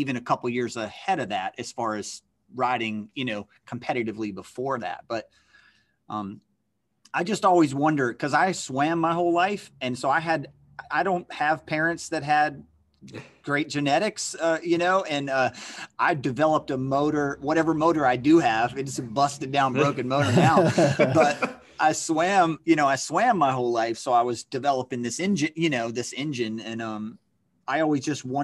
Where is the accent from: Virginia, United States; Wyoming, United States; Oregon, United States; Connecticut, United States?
Virginia, United States; Central; I was from Central Virginia